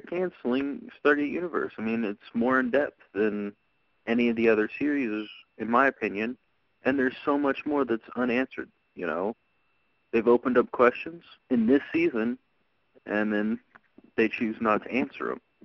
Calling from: Texas, United States; I'm calling from Texas

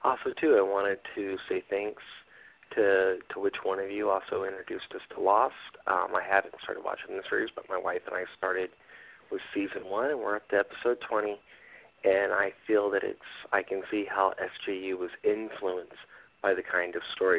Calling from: Fort Lewis, Washington, United States; I'm calling from Fort Lewis, Washington, the home of Lieutenant Johansson.

